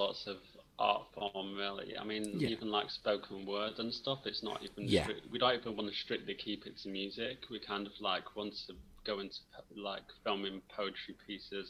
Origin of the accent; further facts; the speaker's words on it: Yorkshire and the Humber, United Kingdom; moved away; close to where I was brought up, because I was brought up in West Yorkshire.